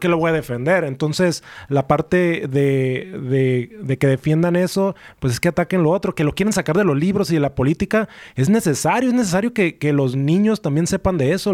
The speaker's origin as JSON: {"language": "Spanish", "town": "Tijuana", "region": "Baja California", "country": "Mexico", "tie": "born or raised there", "said": "yo soy mexicano, nací aquí en Tijuana"}